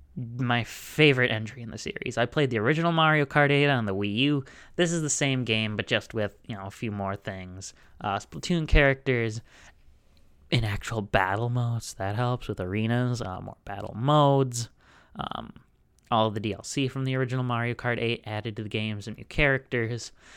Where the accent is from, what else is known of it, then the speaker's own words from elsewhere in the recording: Wisconsin, United States; also born or lived in Harrisburg, Pennsylvania; I am, uh, both from Wisconsin and a university student